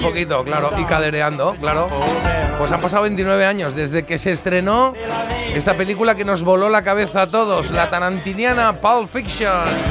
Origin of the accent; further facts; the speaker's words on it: Spain; como buen español